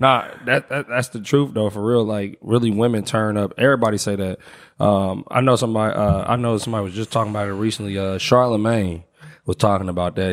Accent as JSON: {"language": "English", "town": "Indianapolis", "region": "Indiana", "country": "United States", "also_born_or_lived": "Los Angeles, United States", "moved": "as an adult", "said": "I'm from Indianapolis, but I lived in L A for like eight years."}